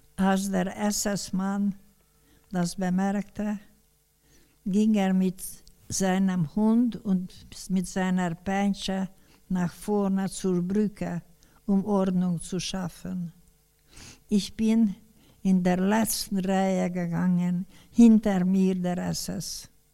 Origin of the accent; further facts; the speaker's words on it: Debrecen, Hajdú-Bihar, Hungary; Im November 1945 kam ich zu Hause in Debrecen wieder an.